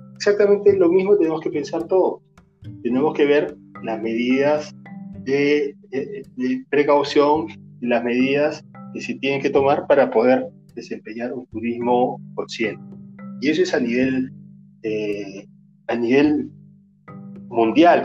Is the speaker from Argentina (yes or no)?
no; Cusco, Peru; yo soy del Ande, yo soy cusqueño